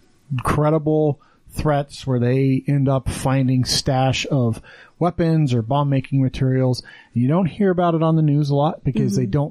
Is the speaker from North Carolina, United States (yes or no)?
no; Wyoming, United States; now in Utah, United States; growing up in Wyoming